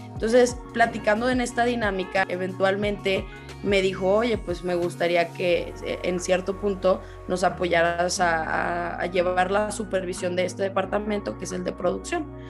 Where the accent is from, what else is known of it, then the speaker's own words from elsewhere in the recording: Zacatecas, Mexico; moved away as an adult; also born or lived in Guadalajara / Canada; yo soy originaria de Zacatecas